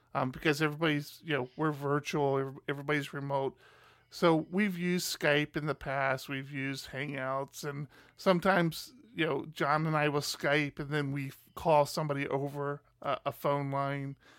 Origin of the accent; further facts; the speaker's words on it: Maryland, United States; moved away; I'm originally from Maryland